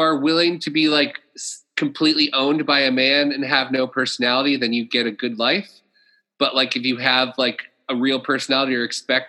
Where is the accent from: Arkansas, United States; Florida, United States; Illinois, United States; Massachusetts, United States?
Florida, United States; But also, I'm from Florida